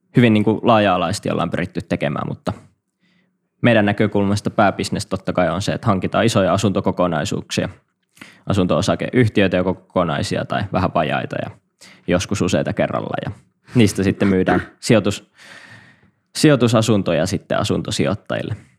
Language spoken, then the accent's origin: Finnish; Kuopio, North Savo, Finland; moved away; mä oon … ja Savolainen Kuopiasta kotosi alun perin